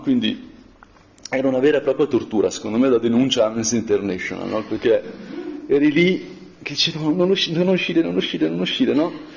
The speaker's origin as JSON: {"language": "Italian", "area": "Brianza", "region": "Lombardy", "country": "Italy", "said": "da Brianzola"}